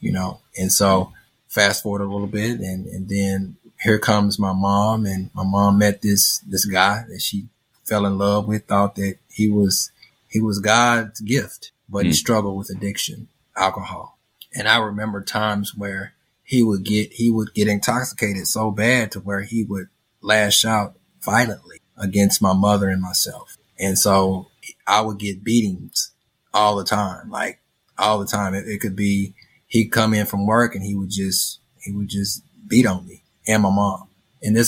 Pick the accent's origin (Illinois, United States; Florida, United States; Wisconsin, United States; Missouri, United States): Missouri, United States; St. Louis; I'm from St. Louis, Missouri.